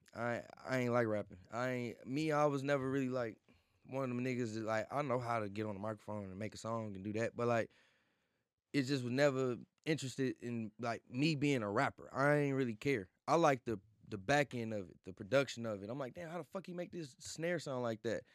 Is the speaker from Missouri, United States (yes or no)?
yes; St. Louis, Missouri, United States; moved away; also born or lived in Atlanta; I'm from Saint Louis, born and raised